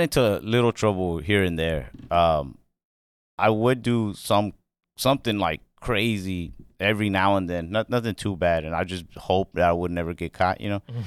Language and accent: English; Mesquite, Texas, United States; I grew up, um, in Dallas, Texas. Well, actually a suburb of Dallas called Mesquite, Texas.